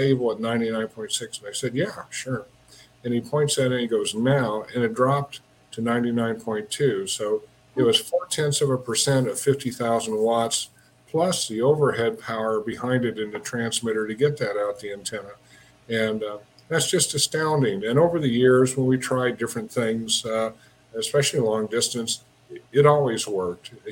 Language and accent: English; Wichita, Kansas, United States; moved away as an adult; now in Denver, United States; I grew up in Wichita, and I ended up back in Wichita after working at General Motors for a couple of years.